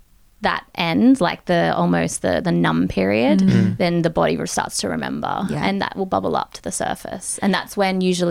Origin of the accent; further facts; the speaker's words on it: Australia; moved away as an adult; also born or lived in United States / Japan; as an Australian 18-year-old who'd never seen snow or couldn't ski, I booked a one-way ticket to America